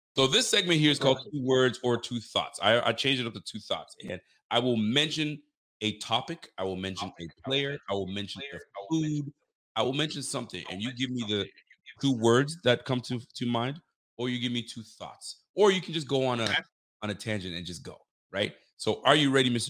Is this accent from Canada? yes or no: yes; Canada; we're not from Buffalo. We're Canadian.